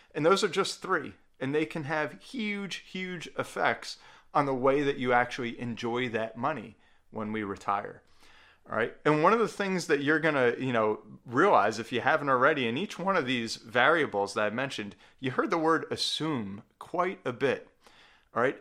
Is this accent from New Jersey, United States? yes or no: yes; New Jersey, United States; my home state of New Jersey